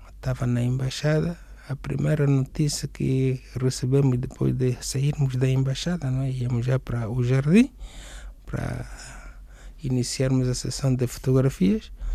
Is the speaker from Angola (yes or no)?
yes; Benguela, Angola; moved away as an adult; now in Portugal; nasci em Benguela. Eu cheguei aqui em Portugal no ano 2000